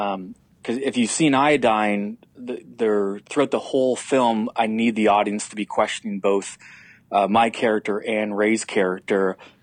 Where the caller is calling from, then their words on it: Canada; I'm calling up from Canada just to give context to your listeners.